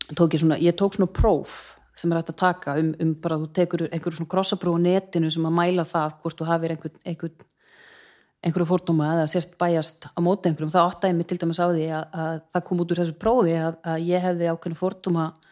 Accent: Reykjavík, Capital Region, Iceland; also born or lived in Hafnarfjörður; ég er fætt og uppalinn í Hafnarfyrði til fjögur eða fimm ára aldurs og þá skildu fóröldra mínir og ég flutti með mammu til Reykjavíkur

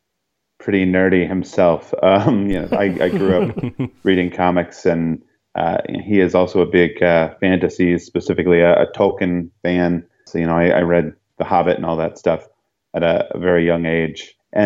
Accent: California, United States; born there; also born or lived in San Diego / Bay Area / New Mexico; I was born in Southern California. My family moved around quite a bit when I was younger. We lived a bit in, you know, the San Diego area, a bit in the Bay Area, a little bit in New Mexico

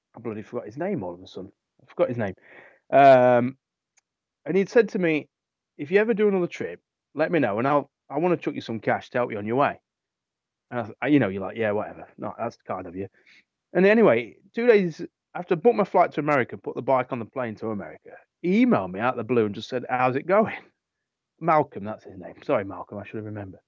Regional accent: England, United Kingdom; England which is my obviously my home country

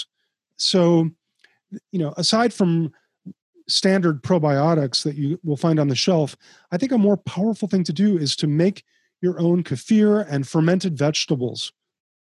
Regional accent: Chicago, Illinois, United States; I grew up in Chicago

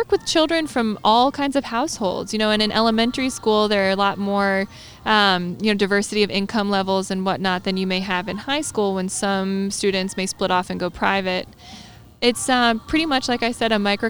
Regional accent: New Jersey, United States; now in North Carolina, United States; I grew up in New Jersey, and it's called the Garden State

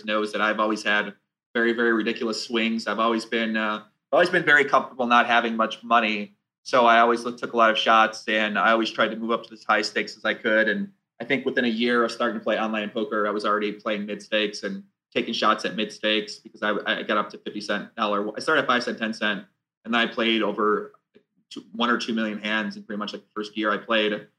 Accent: outside Chicago, Illinois, United States; I was born outside Chicago. Yeah, I grew up outside Chicago, moved downtown when I turned 21

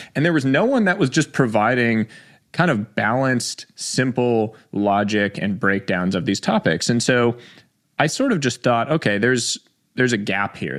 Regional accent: New York City, New York, United States; I was born in New York City

